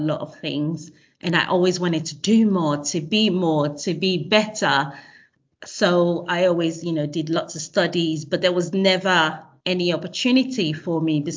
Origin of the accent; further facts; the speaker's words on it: Nigeria; moved away as an adult; also born or lived in Australia; now in London, United Kingdom; I was born in Nigeria and I went straight from secondary school to university in Australia.